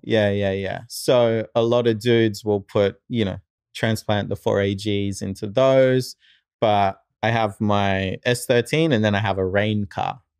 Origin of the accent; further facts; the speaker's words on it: Australia; moved away as an adult; also born or lived in New Zealand / Japan; now in United States; I moved to, uh, Australia. And so, probably more raised in Australia